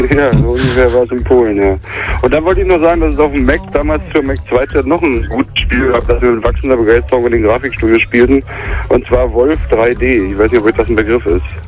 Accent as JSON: {"language": "German", "region": "East Germany", "country": "Germany", "tie": "born or raised there", "said": "bin ich im Osten groß geworden"}